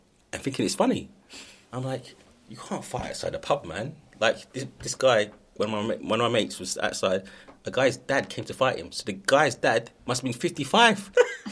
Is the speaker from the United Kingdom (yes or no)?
yes; London, United Kingdom; all I knew prior to then was Cable Street, Wapping